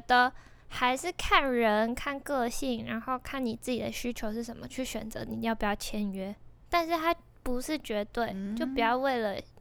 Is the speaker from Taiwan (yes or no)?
yes; Tainan, Taiwan; moved away; 我是台南人